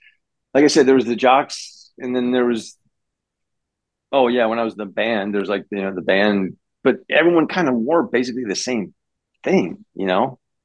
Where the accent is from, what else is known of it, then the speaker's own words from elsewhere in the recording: Florida, United States; I'm from California. Northwest Florida.